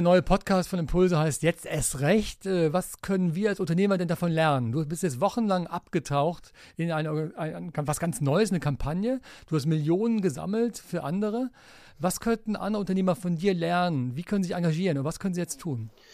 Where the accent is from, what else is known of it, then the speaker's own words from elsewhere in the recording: Aachen, North Rhine-Westphalia, Germany; Ich bin gebürtiger Aachener